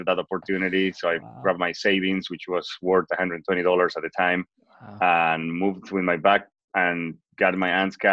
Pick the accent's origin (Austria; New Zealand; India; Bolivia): Bolivia; first language Spanish; English is a second language; moved away as an adult; now in United States; I'm originally from Bolivia. I moved to the United States in 2003 in May to learn English after I graduated from college